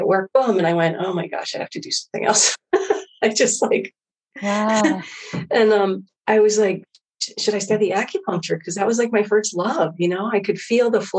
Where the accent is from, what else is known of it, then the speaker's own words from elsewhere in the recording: Hawaii, United States; Growing up in Hawaii